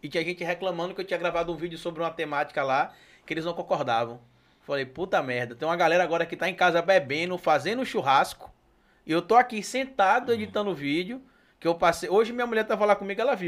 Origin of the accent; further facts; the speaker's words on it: Itabuna, Bahia, Brazil; moved away; also born or lived in Sergipe; Eu sou natural de Itabuna, lá no sul da Bahia